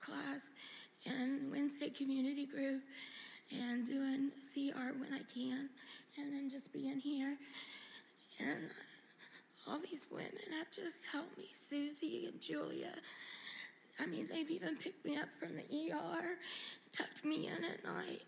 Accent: Eureka Springs, Arkansas, United States; moved away; I'm from Eureka Springs, and all we have is smaller churches.

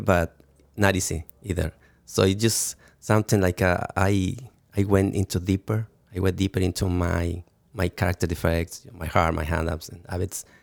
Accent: Mexico City, Mexico; English is a second language; also born or lived in Toluca; I, I born in Mexico City

